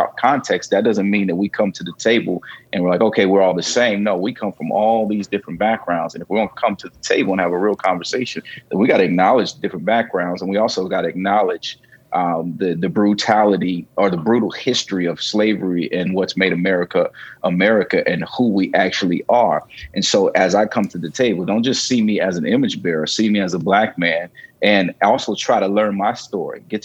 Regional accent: Gary, Indiana, United States; I grew up in Gary, Indiana. That's my background.

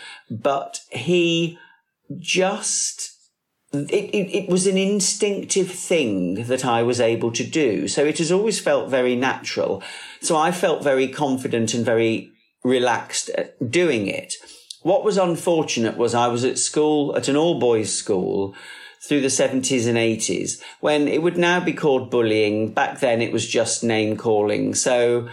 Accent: Warwick, West Midlands, United Kingdom; I was born in Warwick, where my parents still live

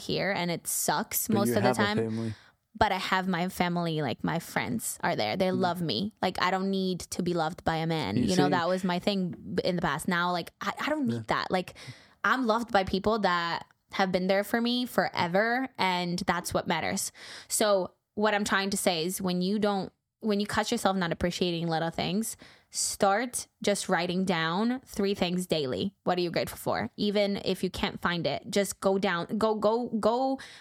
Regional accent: Poland; moved away as an adult; also born or lived in New York; now in United States; I am from Poland. I moved to America 9 years ago.

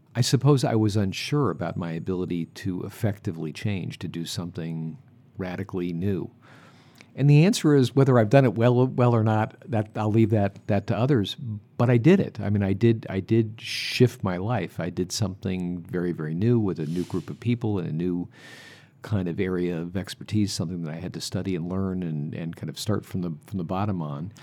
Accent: United States; I'm from the United States

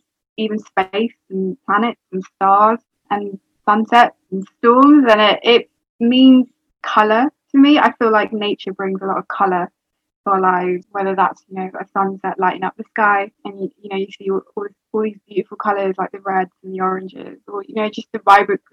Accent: London, United Kingdom; I'm 23 and I'm from London

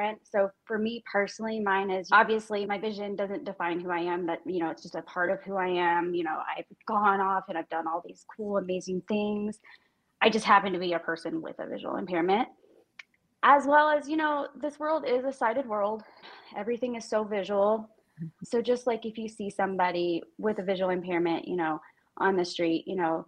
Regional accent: Texas, United States; moved away as an adult; now in Denver, United States; I'm originally from Texas.

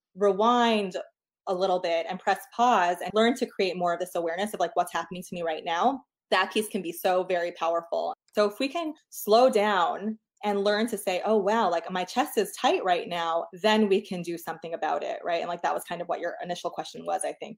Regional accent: New York, United States; moved away as an adult; now in Portland, United States; I'm from New York originally. We moved to Portland, Oregon six years ago

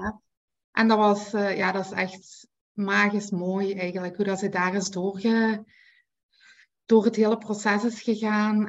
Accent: Belgium; ik ben van België

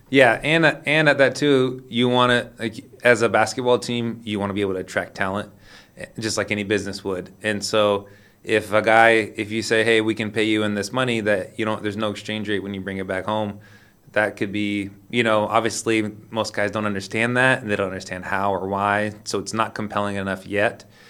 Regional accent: Sacramento, California, United States; moved away; also born or lived in Lisbon, Portugal; I'm from Sacramento, California.

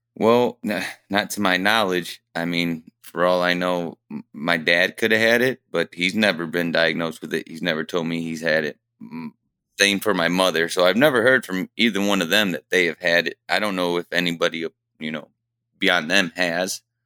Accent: Fremont, Ohio, United States; I was born and raised here in Fremont, Ohio

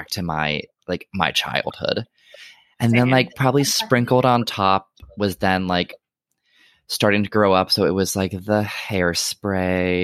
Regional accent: Maryland, United States; now in New York City, United States; That was in Maryland. So I grew up in Maryland

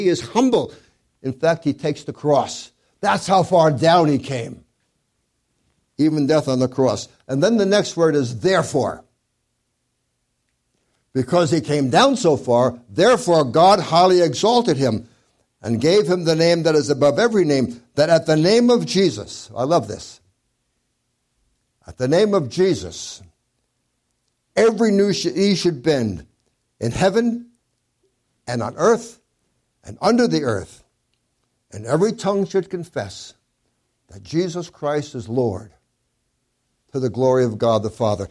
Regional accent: New York City, New York, United States; I grew up in Brooklyn, in New York, in the 40s

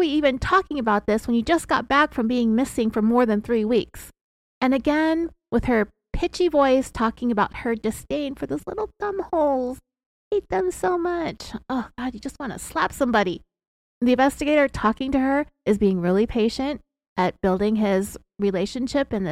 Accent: California, United States; we're from California, and sometimes we have this upward inflection

